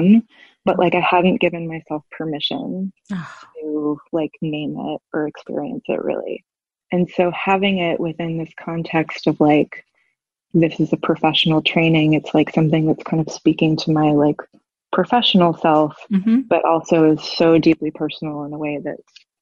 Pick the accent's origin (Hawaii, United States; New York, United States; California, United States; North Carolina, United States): New York, United States; New York City; moved away as an adult; now in Savannah, United States; I'm from New York City, and I've lived there most of my life, and we moved to Savannah, Georgia